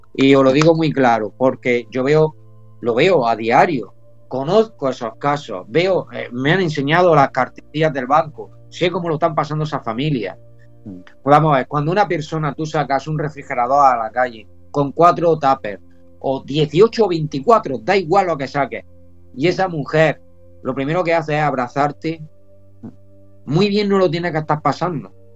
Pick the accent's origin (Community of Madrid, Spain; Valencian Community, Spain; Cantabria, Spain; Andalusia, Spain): Andalusia, Spain; now in Almería, Spain; yo soy andaluz 100%, aunque mi nombre sea vasco